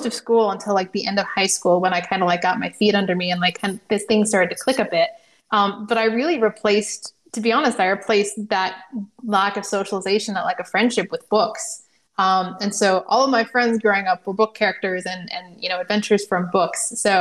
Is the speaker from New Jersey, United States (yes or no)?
no; Indiana, United States; moved away as an adult; also born or lived in California; now in Washington, D.C., United States; my family moved out to Indiana and went to college, did the whole thing